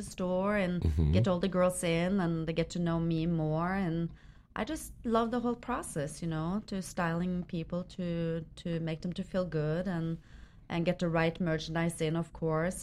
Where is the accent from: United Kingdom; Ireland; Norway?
Norway; moved away as an adult; now in United States; I came all the way from Norway.